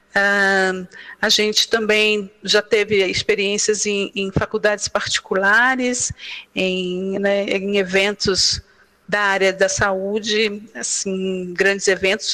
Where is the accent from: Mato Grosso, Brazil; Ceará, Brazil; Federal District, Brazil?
Federal District, Brazil; Brasília; Nós somos de Brasília, Distrito Federal